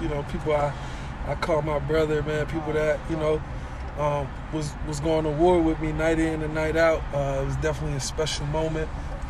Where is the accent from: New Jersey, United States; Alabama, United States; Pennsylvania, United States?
Pennsylvania, United States; Chester; growing up in Chester, being, you know, a city under distress, under financial burdens, under a lot of things